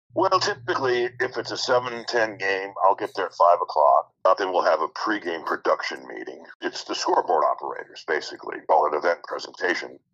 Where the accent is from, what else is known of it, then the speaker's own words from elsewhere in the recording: Kansas City, Missouri, United States; also born or lived in Milwaukee, Wisconsin; I grew up here in Kansas City too